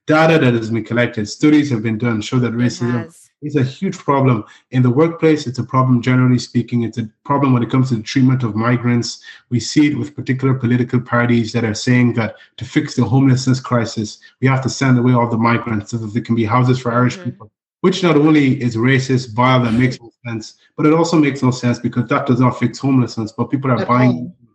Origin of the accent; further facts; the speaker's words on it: Nigeria; now in Ireland; Even in Nigeria, the tribalism that exists there, my home country, the civil war was fought in the 70s because the tribes had differences about the nature of the country